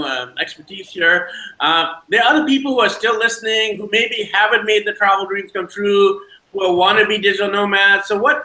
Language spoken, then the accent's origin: English; Vancouver, British Columbia, Canada; Well, we're all from Vancouver, BC, Canada